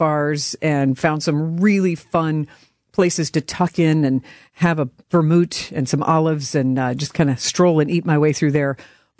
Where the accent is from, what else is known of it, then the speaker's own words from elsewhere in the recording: Louisville, Kentucky, United States; now in Wisconsin, United States; growing up in Louisville